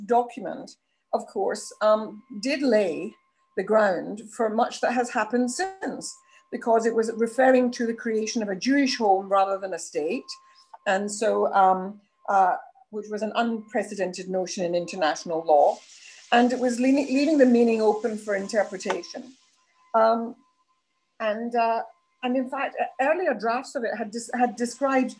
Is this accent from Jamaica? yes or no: no; United Kingdom